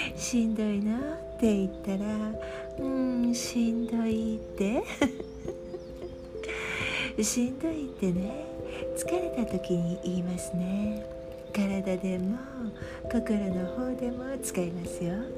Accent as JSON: {"language": "Japanese", "country": "Japan", "moved": "yes", "said": "いくらここでの生活が長いとはいえ日本人だっていうことは発音ですぐに分かってしまう"}